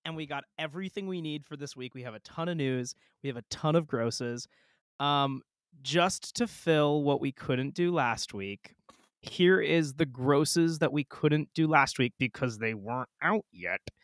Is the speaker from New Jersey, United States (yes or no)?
no; Portsmouth, New Hampshire, United States; Liam and I grew up in Portsmouth, New Hampshire